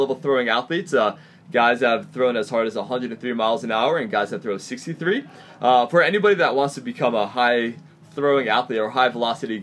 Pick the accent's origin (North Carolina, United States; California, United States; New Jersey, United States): New Jersey, United States; moved away as an adult; now in San Diego, United States; Growing up in New Jersey